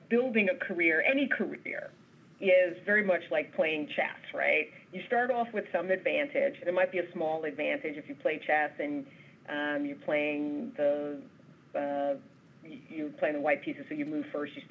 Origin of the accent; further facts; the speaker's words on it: New York City, New York, United States; I totally identify as a New Yorker